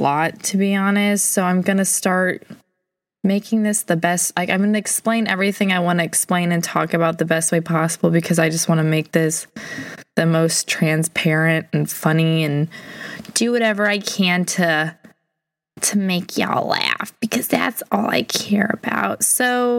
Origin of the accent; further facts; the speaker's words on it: St. Louis, Missouri, United States; I'm from St. Louis. I've lived here my whole life